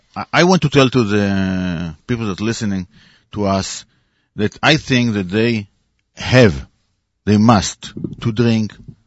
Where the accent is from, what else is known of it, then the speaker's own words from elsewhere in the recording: Israel; We are from Israel.